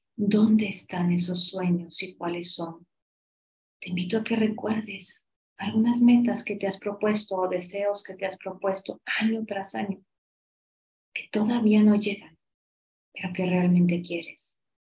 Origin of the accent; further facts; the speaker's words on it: Mexico; como somos los mexicanos